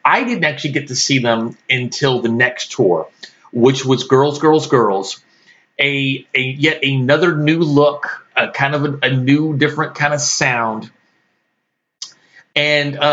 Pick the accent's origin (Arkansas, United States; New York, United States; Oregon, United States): Arkansas, United States; Little Rock; moved away; also born or lived in Texas; I was born in Little Rock, Arkansas